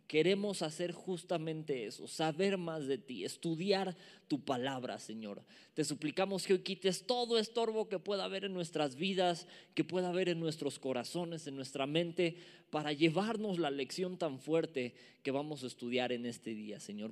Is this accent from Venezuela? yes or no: no; Mexico City, Mexico; accent: chilango; me agarra lo chilango, me agarra lo chilango, me gana y a veces mi lenguaje no es el más pulcro